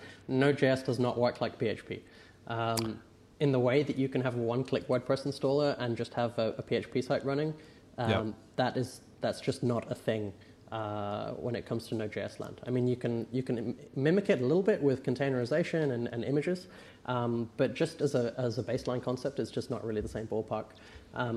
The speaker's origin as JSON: {"language": "English", "region": "England", "country": "United Kingdom", "said": "I'm English"}